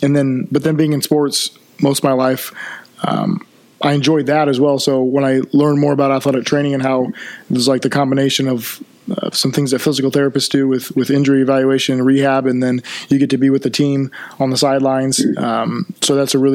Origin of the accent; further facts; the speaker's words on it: Columbia City, Indiana, United States; I was born and raised in Columbia City. I've lived here my whole life